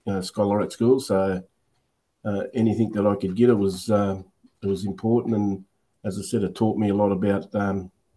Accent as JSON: {"language": "English", "area": "Illawarra", "region": "New South Wales", "country": "Australia", "tie": "born or raised there", "also_born_or_lived": "Dapto", "said": "I'm a local bloke, born and bred in Illawarra."}